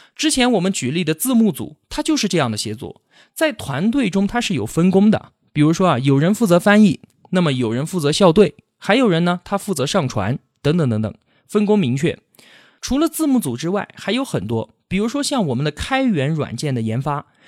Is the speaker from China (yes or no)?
yes; China; 我们社会主义国家的中国人